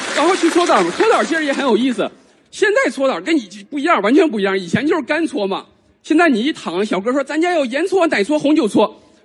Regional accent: Northeast China, China; moved away; 地战选了我的老家，东北

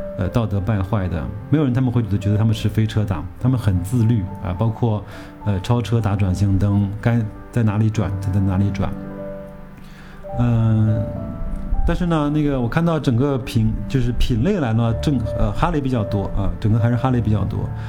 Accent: China; 他知道我们从中国来

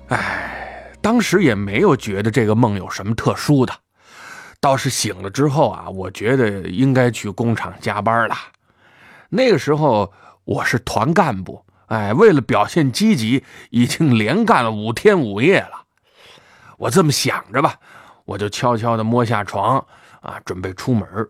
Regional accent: Tangshan, Hebei, China; 对我们唐山人来说

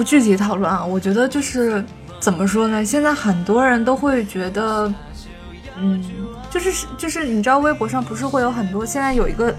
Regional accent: China; 我们中国人说的

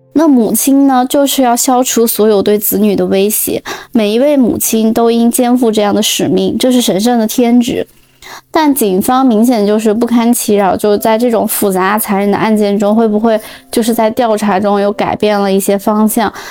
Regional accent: northern China, China; moved away; also born or lived in Europe; 以前小时候在北方就习惯了，反正冬天一定会开暖气

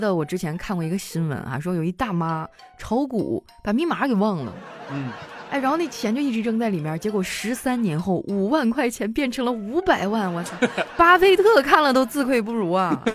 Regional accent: Qitaihe, Heilongjiang, China; moved away; 我老家在七台河市

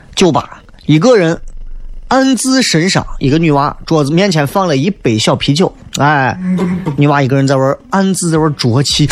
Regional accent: Xi'an, Shaanxi, China; 咱毕竟是西安人嘛

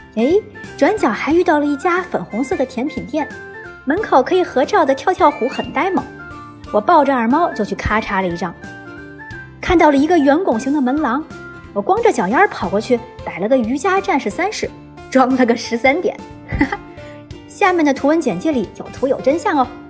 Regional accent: Beijing, China; 我这个北京人

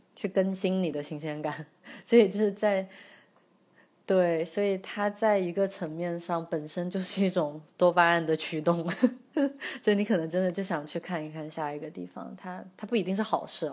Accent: China; 我们中国人

